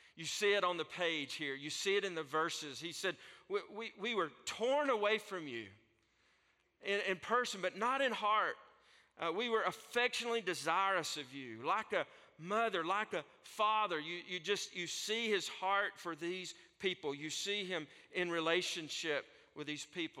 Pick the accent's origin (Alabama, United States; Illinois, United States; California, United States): Alabama, United States; North; accent: Southern; from North Alabama that speaks uh, Southern